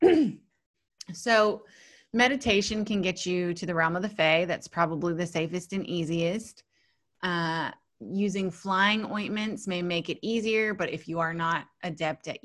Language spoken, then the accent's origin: English; the South, United States; moved away as an adult; now in Australia; I'm from the South